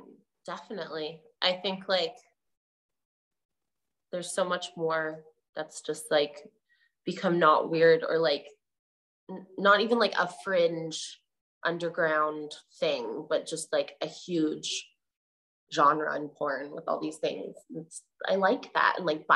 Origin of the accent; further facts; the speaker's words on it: Canada; well, as a Canadian, I know a lot of them because there's like a Canadian characteristic